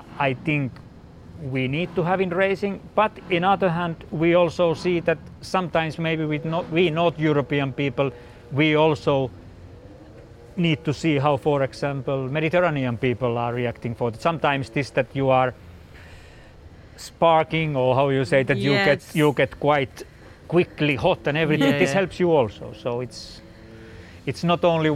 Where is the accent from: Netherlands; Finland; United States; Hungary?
Finland; I'm from Finland and we are basically quite calm